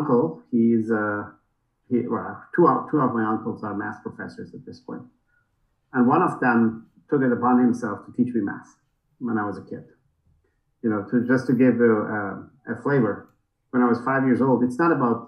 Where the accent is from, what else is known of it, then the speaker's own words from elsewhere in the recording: Tehran, Tehran Province, Iran; moved away; So I was born in 1964 in Tehran.